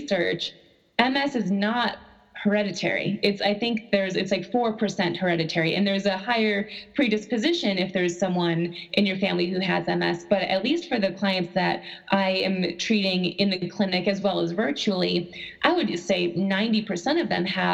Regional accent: Buffalo, New York, United States; I am actually from Buffalo, New York

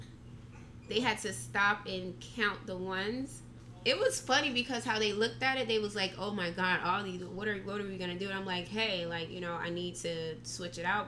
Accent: Miami Gardens, Florida, United States; also born or lived in Canada; I came here when I was 9

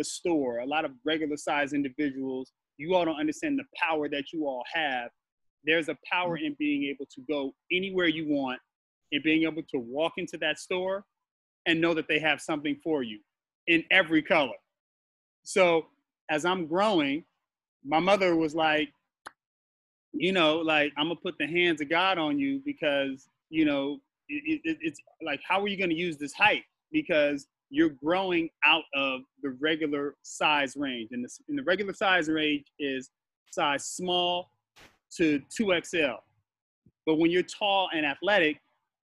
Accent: Los Angeles, California, United States; also born or lived in Culver City / Altadena / Pasadena; I was born in Culver City, raised in Los Angeles and Altadena and Pasadena

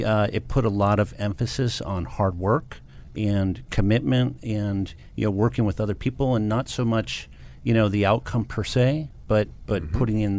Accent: Livonia, Michigan, United States; So I grew up in a suburb of Detroit, Michigan, called Livonia, Michigan.

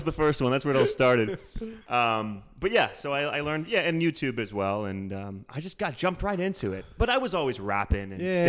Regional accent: Pittsburgh, Pennsylvania, United States; moved away as an adult; now in Los Angeles, United States; I'm from Pittsburgh. I moved to LA to pursue an acting career

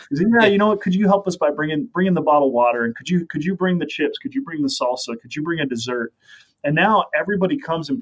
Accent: Las Vegas, Nevada, United States; also born or lived in Sacramento, California; now in Minnesota, United States; I grew up in Las Vegas, Nevada

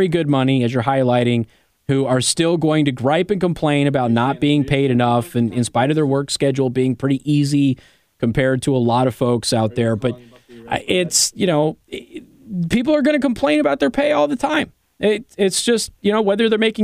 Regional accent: Nevada, United States; now in Indiana, United States; I come from Nevada

